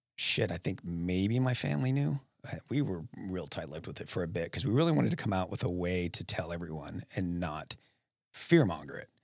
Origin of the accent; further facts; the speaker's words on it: Alaska, United States; now in Ohio, United States; I'm from Alaska